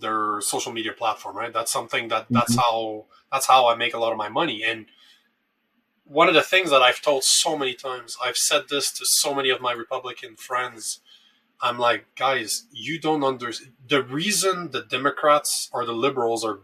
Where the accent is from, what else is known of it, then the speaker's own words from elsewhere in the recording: Canada; as a Canadian